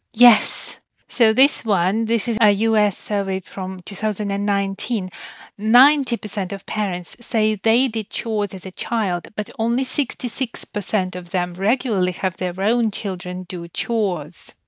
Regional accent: Ukraine; moved away; I grew up in Ukraine

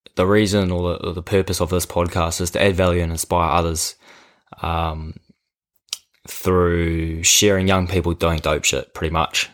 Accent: Karaka, Auckland, New Zealand; I grew up in Karaka, a small little town just south of Auckland.

